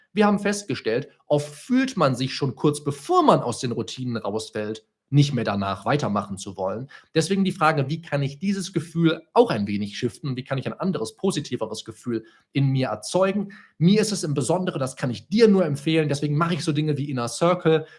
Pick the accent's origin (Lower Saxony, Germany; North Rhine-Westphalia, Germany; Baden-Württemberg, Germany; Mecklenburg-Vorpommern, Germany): North Rhine-Westphalia, Germany; Solingen; moved away as an adult; now in Bonn, Germany; ich vorher noch in Solingen gelebt, in meiner Heimatstadt